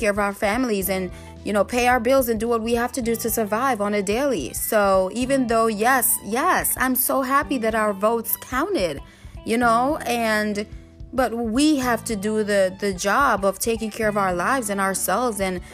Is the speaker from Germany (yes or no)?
no; Jamaica; I'm Jamaican myself